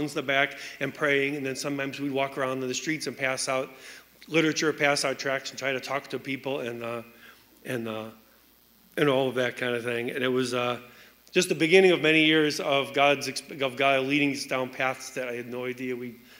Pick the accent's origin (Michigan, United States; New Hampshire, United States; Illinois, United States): Illinois, United States; Chicago; I was raised here in the Chicago area